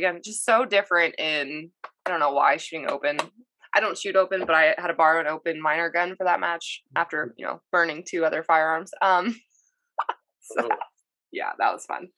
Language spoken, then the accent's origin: English; Lower Alabama, United States; I grew up in Lower Alabama